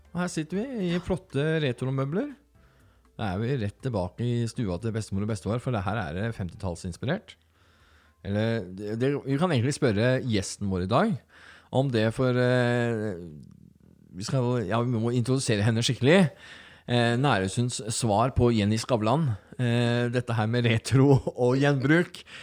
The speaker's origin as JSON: {"language": "Norwegian", "region": "Telemark", "country": "Norway", "said": "Jeg kommer fra Telemark og har den bakgrunnen"}